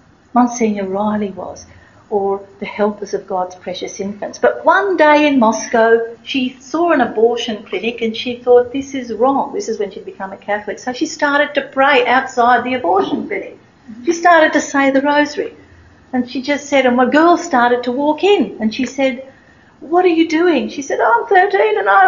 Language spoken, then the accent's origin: English; Australia; I'm Australian tourist